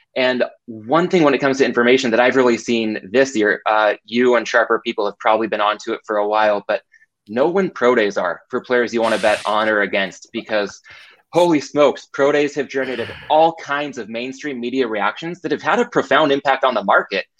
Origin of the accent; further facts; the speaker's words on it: Southern California, United States; born and raised in Southern California